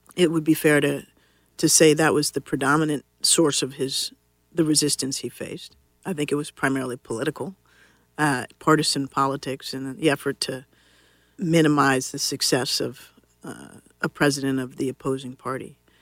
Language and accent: English; Washington, District of Columbia, United States; I grew up here in Washington, D C